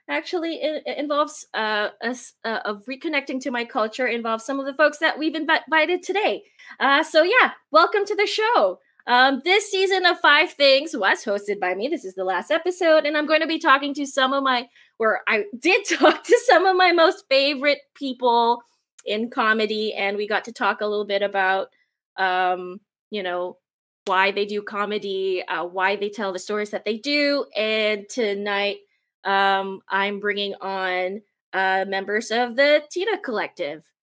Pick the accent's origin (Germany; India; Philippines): Philippines; now in Canada; I am a Filipina immigrant and settler here in um, in Canada. Uh, my people, the Tausug people